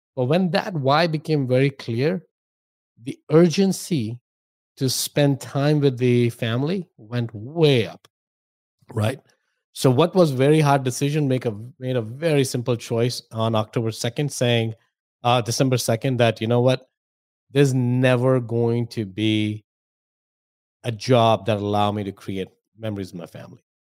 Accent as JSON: {"language": "English", "country": "India", "tie": "born or raised there", "moved": "as an adult", "lives_now": "United States", "said": "I grew up in India, if my accent and my name didn't give away."}